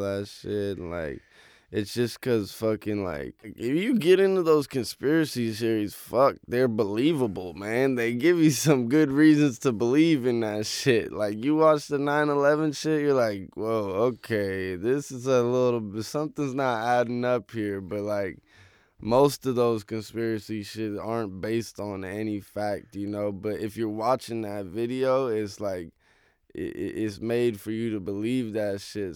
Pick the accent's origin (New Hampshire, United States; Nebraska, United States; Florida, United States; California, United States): California, United States; Oakland; moved away as an adult; now in Los Angeles, United States; Oakland. So I grew up right next to Lake Merritt